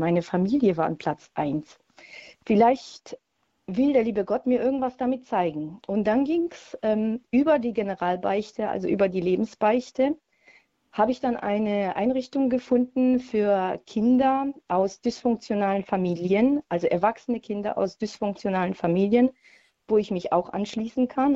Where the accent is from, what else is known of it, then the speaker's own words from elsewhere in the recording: Poland; now in Heilbronn, Germany; ich komme ursprünglich aus Polen